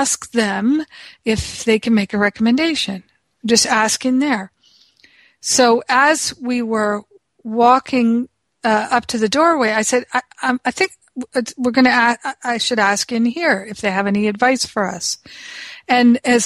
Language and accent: English; United States; I'm from America